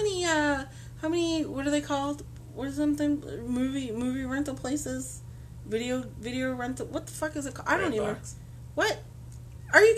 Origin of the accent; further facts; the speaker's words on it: Massachusetts, United States; moved away; the small town I grew up in Massachusetts